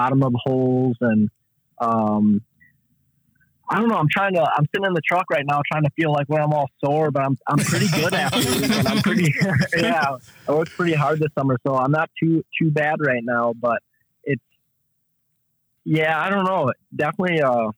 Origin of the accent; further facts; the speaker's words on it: Kenosha, Wisconsin, United States; I'm from Kenosha, Wisconsin